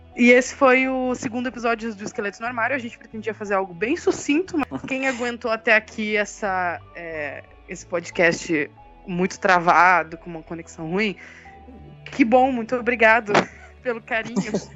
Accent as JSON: {"language": "Portuguese", "town": "Blumenau", "region": "Santa Catarina", "country": "Brazil", "said": "eu sou de Santa Catarina, eu sou de Blumenau"}